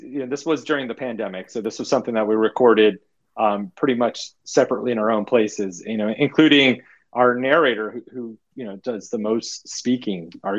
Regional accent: Arizona, United States; No, yeah, but I'm out of Arizona.

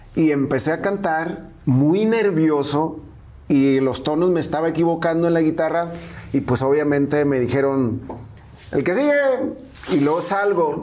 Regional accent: Angostura, Sinaloa, Mexico; moved away; Y ahí crecí, ahí, ahí nací yo.

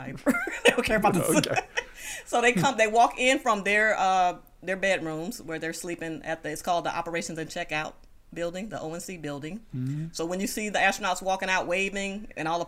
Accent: Moss Point, Mississippi, United States; now in Houston, United States; my hometown newspaper in Moss Point, Mississippi, which is where I'm from

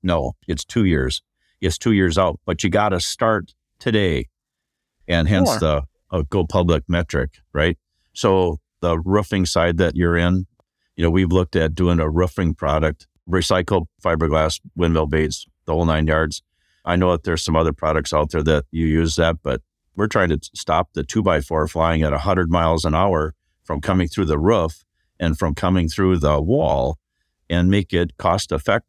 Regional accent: Minnesota, United States; Like, we're from Minnesota.

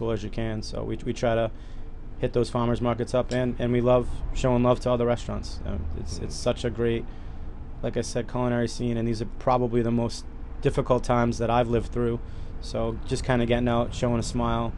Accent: Cranston, Rhode Island, United States; born or raised there

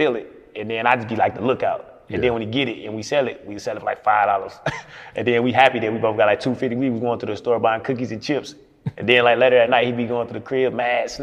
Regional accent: Milwaukee, Wisconsin, United States; moved away as an adult; now in Atlanta, United States; Milwaukee, Wisconsin. Born and raised in Milwaukee, Wisconsin.

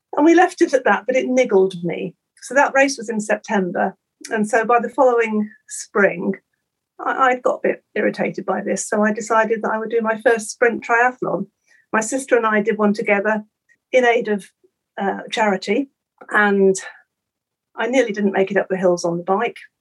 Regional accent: Norfolk, East of England, United Kingdom; I was brought up on the coast. I come from Norfolk

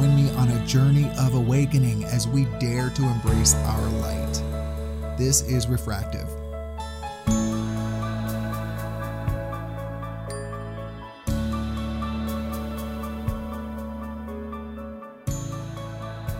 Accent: Louisiana, United States; growing up in Louisiana

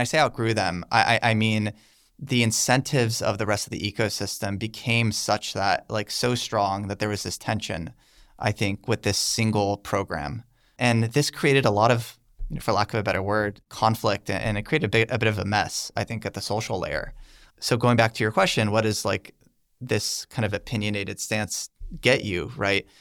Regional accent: United States; I'm an American

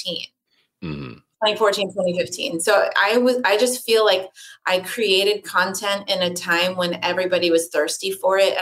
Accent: Los Angeles, California, United States; also born or lived in New York; Born and raised

